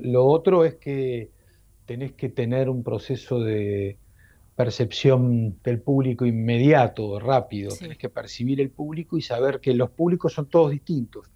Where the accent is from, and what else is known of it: Uruguay; moved away